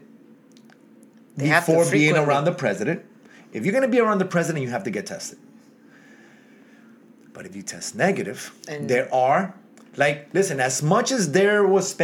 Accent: New York City, New York, United States; Kensington, New York, my hometown.

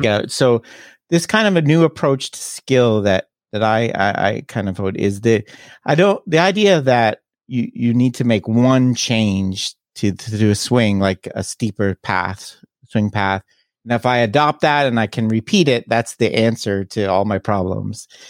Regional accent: Toronto, Ontario, Canada; I'm Canadian. I'm originally from Toronto area

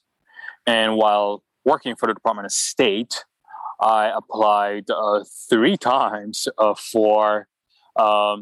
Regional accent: Port-au-Prince, Ouest, Haiti; moved away as an adult; also born or lived in New York, United States; now in United States; I grew up in Port-au-Prince, Haiti

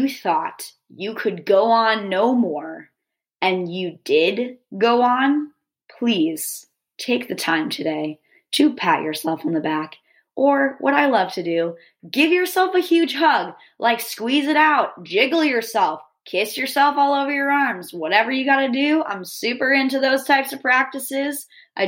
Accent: Northeast, United States; I'm from the Northeast

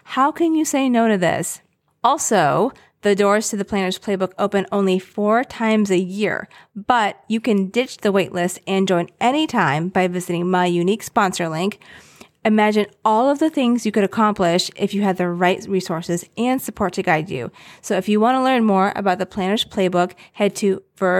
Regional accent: Blue Ridge Mountains in Virginia, United States; now in New York, United States; I grew up near the Blue Ridge Mountains in Virginia, and now we live in New York

